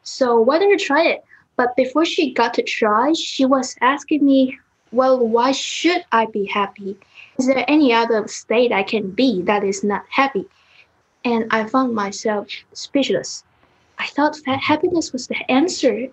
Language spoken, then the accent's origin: English; Taiwan; now in Zurich, Switzerland; I am from Taiwan, but I'm now in Zurich, Switzerland.